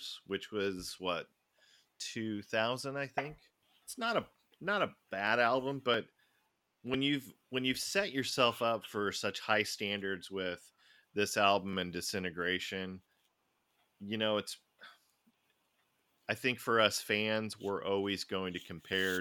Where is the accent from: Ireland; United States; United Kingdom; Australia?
United States; I'm so American.